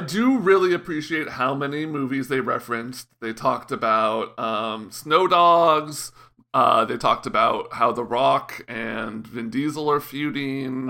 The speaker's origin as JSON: {"language": "English", "area": "Bay Area", "region": "California", "country": "United States", "said": "I'm from the Bay Area."}